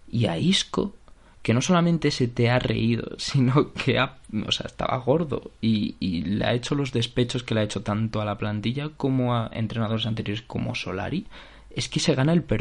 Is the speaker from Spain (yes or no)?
yes; Algete, Community of Madrid, Spain; Yo soy de Algeta. Que, ya está. Yo soy de Algeta y de la, de la escuela Bordalás